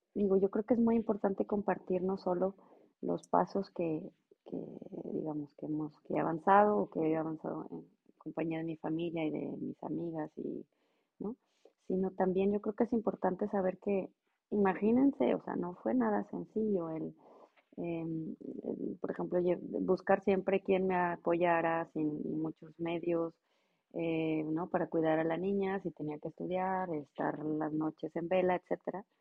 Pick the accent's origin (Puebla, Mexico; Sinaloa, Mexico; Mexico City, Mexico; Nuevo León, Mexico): Nuevo León, Mexico; Monterrey; moved away as an adult; now in Ingolstadt, Germany; yo soy originaria de Monterrey, eh, radico en Ingolstadt, Alemania.